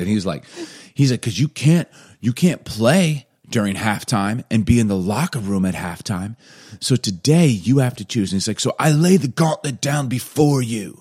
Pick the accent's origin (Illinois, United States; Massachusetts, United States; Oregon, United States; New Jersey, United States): Illinois, United States; Chicago; moved away; also born or lived in Atlanta; I grew up in Chicago